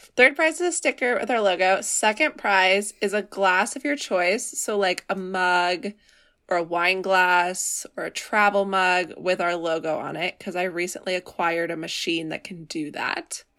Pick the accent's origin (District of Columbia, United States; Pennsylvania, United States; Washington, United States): Washington, United States; Seattle area; I'm from the Seattle area